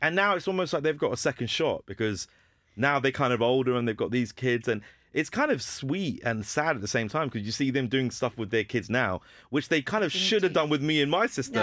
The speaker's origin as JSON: {"language": "English", "town": "Hounslow", "region": "London", "country": "United Kingdom", "tie": "born or raised there", "said": "I'm from Hounslow mm. and my mm. school was Heathlands"}